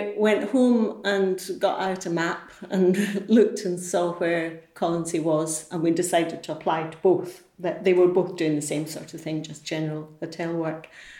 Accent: Edinburgh, Scotland, United Kingdom; Edinburgh. I came to work in the hotel in 1973

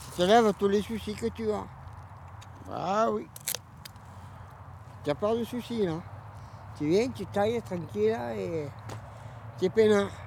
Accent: Montpellier, Occitania, France; born there; Je suis né à Montpellier le 11 10 44 et je suis venu habiter ici.

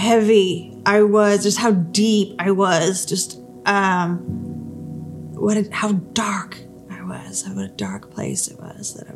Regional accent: Albuquerque, New Mexico, United States; moved away as an adult; also born or lived in Missouri; I ended up moving to Missouri because I'm from Albuquerque

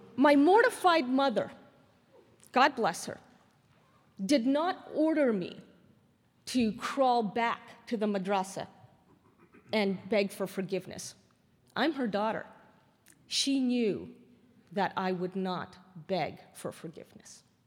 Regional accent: Canada; now in United States; I'm still Canadian

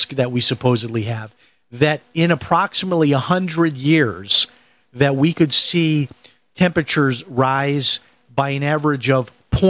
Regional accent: Chicago, Illinois, United States; growing up in the Chicago area, of course, I knew the name

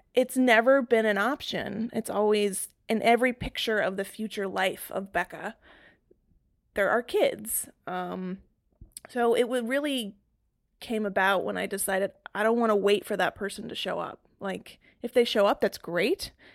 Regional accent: North Carolina, United States; moved away as an adult; also born or lived in Massachusetts / Raleigh, North Carolina / Boston, Massachusetts; I spent my formative years in North Carolina and then ended up staying there for college

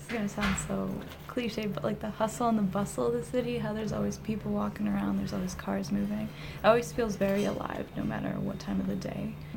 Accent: Bucks County, Pennsylvania, United States; I'm from Bucks County

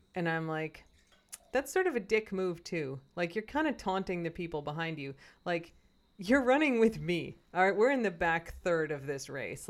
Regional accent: Chicago, Illinois, United States; moved away; my hometown

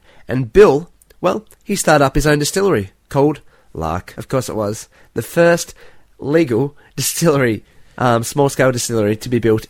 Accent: Australia; we're Australian

